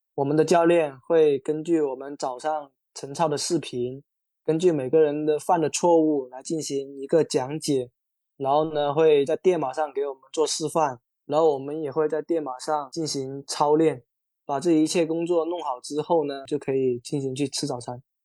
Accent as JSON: {"language": "Chinese", "town": "Qingyuan", "region": "Guangdong", "country": "China", "moved": "as an adult", "lives_now": "Hong Kong", "said": "我是新人，以前是在体校练田径短跑的"}